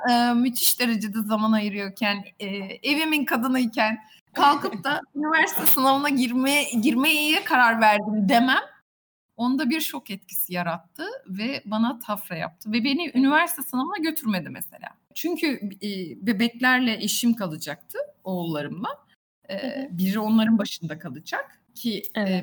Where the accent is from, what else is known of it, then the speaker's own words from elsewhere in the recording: Buca, İzmir, Turkey; ben Bucalıyım. Buca'da doğdum büyüdüm.